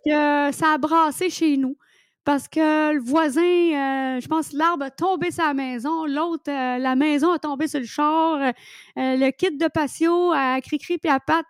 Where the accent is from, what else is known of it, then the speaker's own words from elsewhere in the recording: Quebec, Canada; accent: québécois; je suis québécoise et je parle en québécois dans mon livre